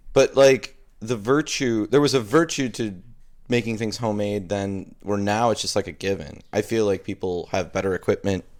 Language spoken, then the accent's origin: English; Mayville, Wisconsin, United States; now in Milwaukee, United States; I grew up in Mayville, Wisconsin